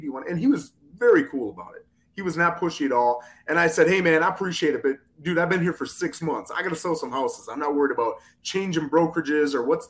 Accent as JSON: {"language": "English", "region": "Minnesota", "country": "United States", "tie": "born or raised there", "moved": "as an adult", "lives_now": "South Florida, United States", "said": "I grew up in Minnesota"}